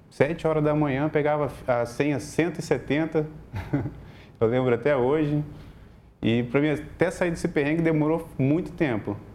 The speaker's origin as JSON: {"language": "Portuguese", "town": "Viana", "country": "Brazil", "said": "eu tenho 33 anos, sou morador de Viana"}